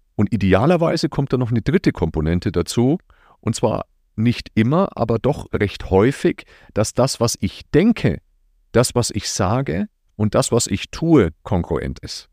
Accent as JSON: {"language": "German", "town": "Nuremberg", "region": "Bavaria", "country": "Germany", "said": "Ich komme aus Franken, aus Nürnberg"}